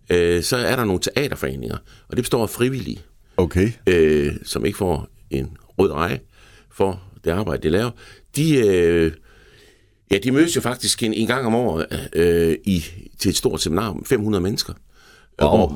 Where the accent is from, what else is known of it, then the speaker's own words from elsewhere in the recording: Denmark; Nej, jeg koketterer lidt med, at jeg, jeg, jeg, jeg er dansker.